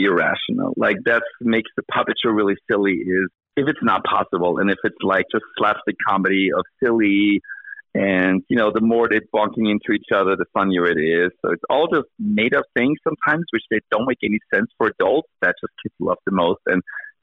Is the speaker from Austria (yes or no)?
yes; Austria; moved away as an adult; now in Albany, United States; I grew up in Austria